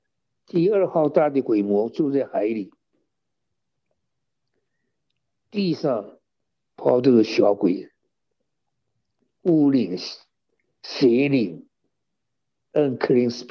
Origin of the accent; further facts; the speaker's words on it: China; 我们中国人的算法是有早晨有晚上